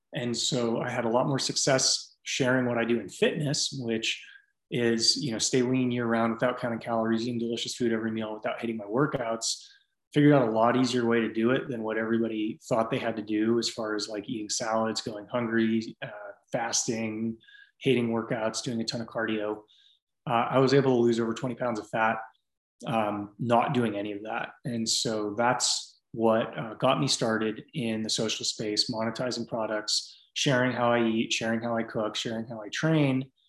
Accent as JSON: {"language": "English", "area": "San Francisco Bay Area", "region": "California", "country": "United States", "tie": "born or raised there", "also_born_or_lived": "Nashville, Tennessee", "moved": "as an adult", "lives_now": "Austin, United States", "said": "I grew up in the San Francisco Bay Area before everything went crazy"}